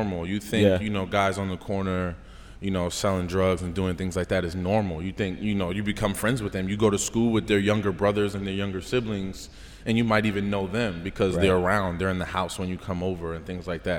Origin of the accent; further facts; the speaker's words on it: Paterson, New Jersey, United States; I grew up in Paterson, New Jersey